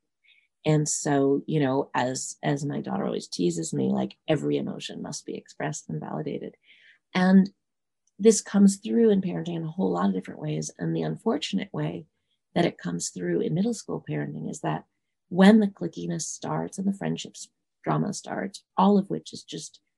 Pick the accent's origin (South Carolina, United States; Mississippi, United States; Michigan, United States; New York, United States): New York, United States; New York City; I grew up in New York City